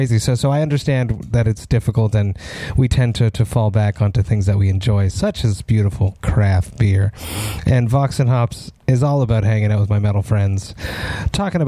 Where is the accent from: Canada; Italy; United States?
Canada; Montreal, Quebec; we're both from Montreal